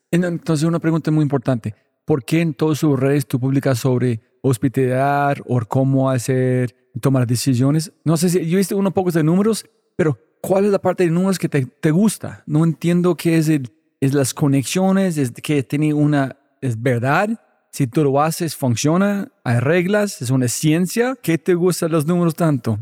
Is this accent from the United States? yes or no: yes; United States; soy gringo